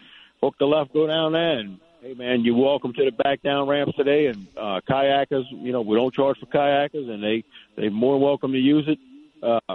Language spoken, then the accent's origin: English; Louisiana, United States; We're in Louisiana. You know what I mean? I'm from Louisiana.